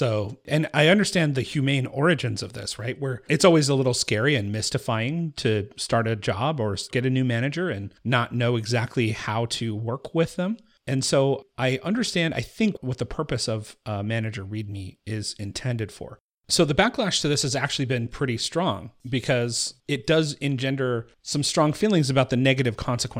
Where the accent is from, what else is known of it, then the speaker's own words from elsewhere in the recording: Appalachia, United States; born there; Well, I was born in the Appalachian Hills